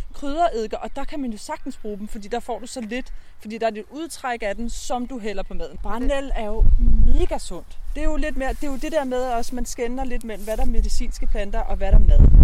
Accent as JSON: {"language": "Danish", "area": "Borre near Præstø", "region": "Zealand", "country": "Denmark", "tie": "born or raised there", "also_born_or_lived": "Copenhagen", "moved": "as an adult", "said": "Jeg er vokset op her"}